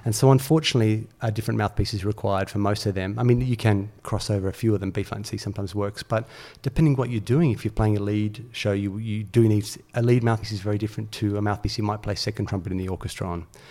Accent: Australia; as a young player growing up in Australia

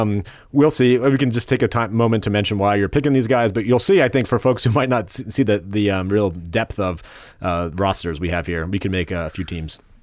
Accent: New Jersey, United States; I was from New Jersey

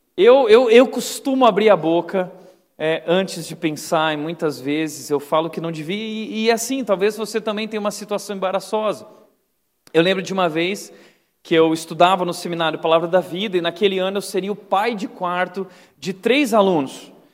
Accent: Gaúcho, Rio Grande do Sul, Brazil; Eu sou gaúcho

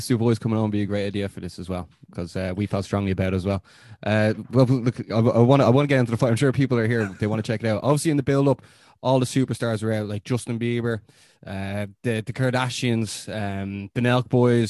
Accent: Ireland

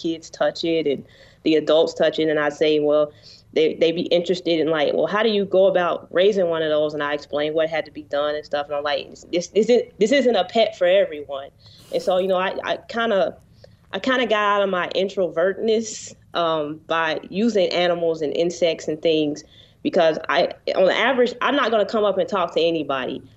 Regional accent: Cincinnati, Ohio, United States; also born or lived in Columbus, Ohio / Georgia; I was born in Cincinnati, in the city

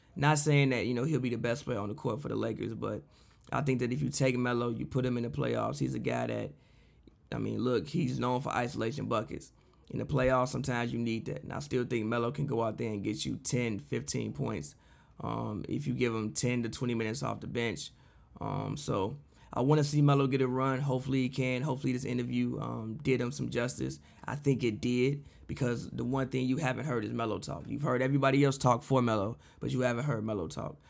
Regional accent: Chicago, Illinois, United States; moved away; I'm from Chicago

